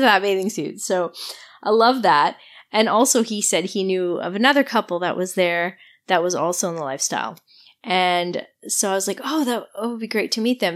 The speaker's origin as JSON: {"language": "English", "region": "Quebec", "country": "Canada", "said": "I'm from Quebec, so this was the beginning of like such an incredible week for me where I spoke French the whole week. I got to practice my French all week"}